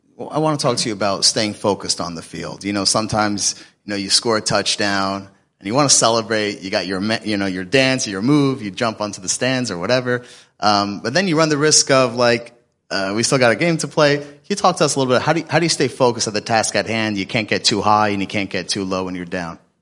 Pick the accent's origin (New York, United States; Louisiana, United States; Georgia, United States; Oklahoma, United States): Georgia, United States; Atlanta; I'm from Atlanta